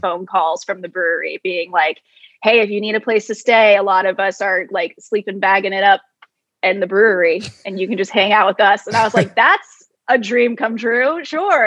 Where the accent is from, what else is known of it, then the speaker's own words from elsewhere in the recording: Jacksonville, Florida, United States; moved away as an adult; now in Baltimore, United States; I'm from Jacksonville, Florida, just moved here